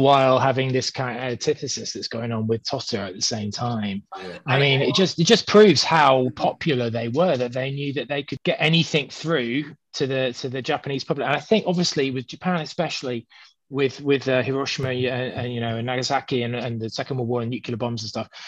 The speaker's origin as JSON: {"language": "English", "country": "United Kingdom", "said": "being British"}